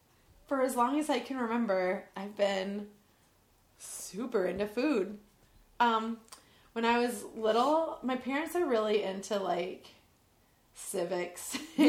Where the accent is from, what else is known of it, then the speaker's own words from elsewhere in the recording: West Central Illinois, United States; West Central Illinois, very small town, population 9,500 at the time.